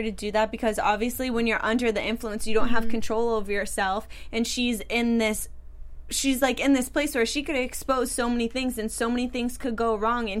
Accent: Medford, Massachusetts, United States; I'm from Medford.

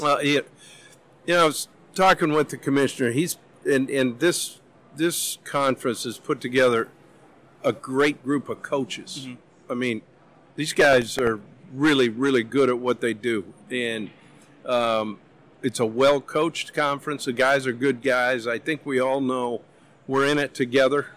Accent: Missoula, Montana, United States; moved away; growing up in Missoula.

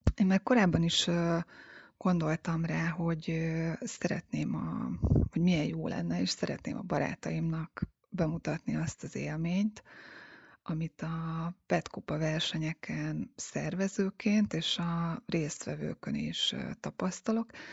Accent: Hungary; Én a Balatonon nőttem fel

